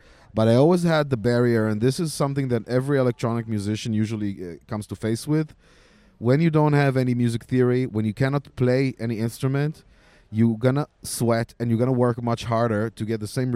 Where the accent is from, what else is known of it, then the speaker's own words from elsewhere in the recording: Israel; I'm originally from Israel